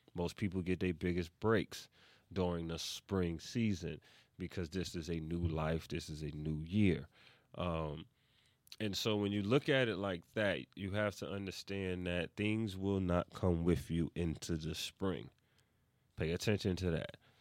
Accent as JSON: {"language": "English", "town": "New York City", "region": "New York", "country": "United States", "said": "I am from East Harlem, New York City"}